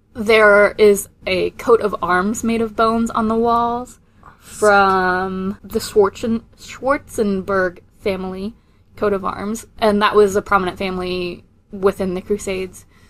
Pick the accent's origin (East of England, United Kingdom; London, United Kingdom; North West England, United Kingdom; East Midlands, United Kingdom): North West England, United Kingdom; Fleetwood; the time I grew up in England is Fleetwood